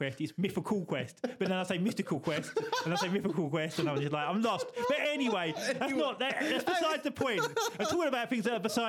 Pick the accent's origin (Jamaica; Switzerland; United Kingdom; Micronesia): United Kingdom; England; I'm not Spanish, I'm English.